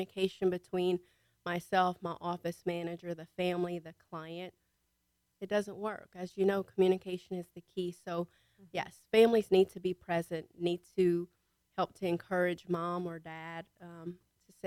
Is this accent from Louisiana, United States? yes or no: yes; Louisiana, United States; moved away as an adult; also born or lived in Montgomery County, Texas; now in Conroe, United States; I'm from Louisiana, so I know parishes. And I've been here 5 years